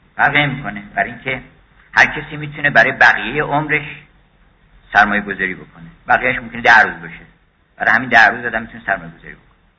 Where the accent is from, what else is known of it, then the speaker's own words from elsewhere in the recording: Iran; first language Persian; زبان فارسی که زبان مادریمون هست این خیلی قنیمتی یه موهبت الهیه از غذای روزگار ما اومدیم در ایران